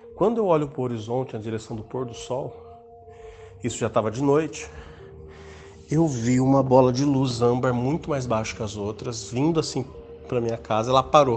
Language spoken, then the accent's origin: Portuguese; Mogi Mirim, São Paulo, Brazil; sou do interior de São Paulo, Mojimirim